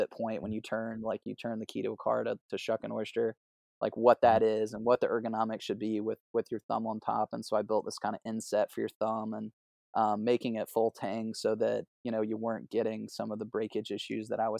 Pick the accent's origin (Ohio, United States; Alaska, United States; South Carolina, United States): South Carolina, United States; I grew up on the on the Whale Branch. We've had those leases in our family for you know hundred years or whatever.